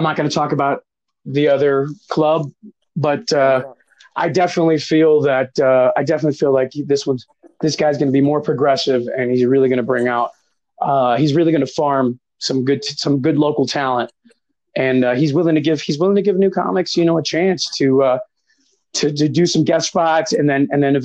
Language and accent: English; Miami, Florida, United States; also born or lived in New York; I'm originally from Miami